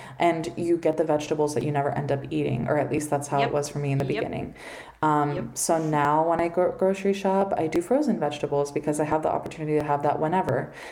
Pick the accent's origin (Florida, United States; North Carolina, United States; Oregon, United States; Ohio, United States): Florida, United States; Miami; I grew up here in Miami